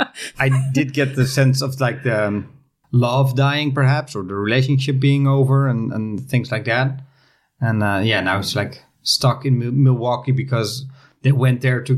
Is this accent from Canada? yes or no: no; Netherlands; we're from the Netherlands.